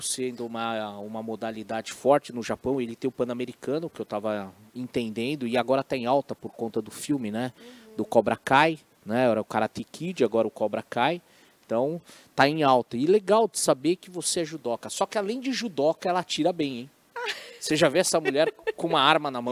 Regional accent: Brazil; Eu falo como brasileiro, né? apesar da minha descendência oriental

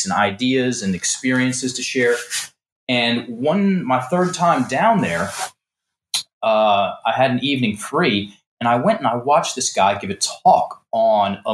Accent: Richmond, Virginia, United States; moved away as an adult; I'm some dude from Richmond, Virginia. You know, my dad is a small business guy. My mom was a teacher, and I was brought up Southern Baptist.

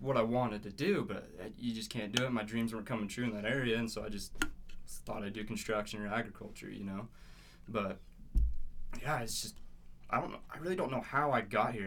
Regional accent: Dingle, Idaho, United States; I grew up in a little town called Dingle, actually, outside of Montpelier

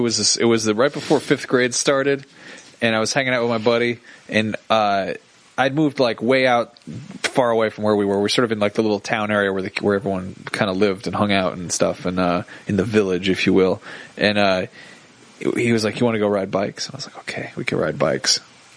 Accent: Connecticut, United States; moved away; I lived in the country. Of Connecticut. That was in Connecticut country.

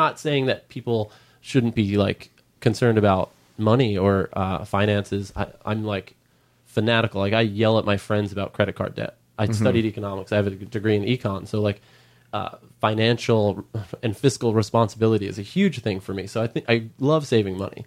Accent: Long Island, New York, United States; now in Los Angeles, United States; I grew up on Long Island

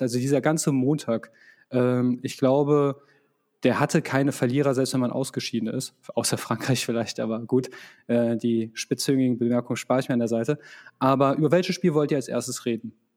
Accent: Croatia; als Kroate

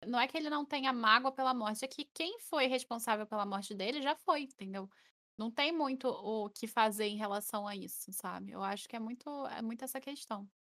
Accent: Rio de Janeiro, Brazil; eu chio todo dia, que eu sou carioca.

